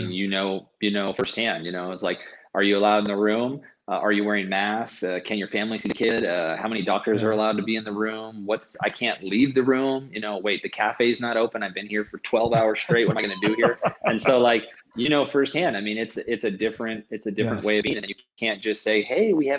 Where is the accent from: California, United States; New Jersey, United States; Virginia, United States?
California, United States; moved away as an adult; I'm from California